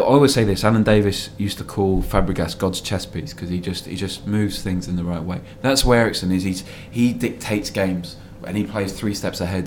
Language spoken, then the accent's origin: English; Cardiff, Wales, United Kingdom; It was Cardiff, it's my hometown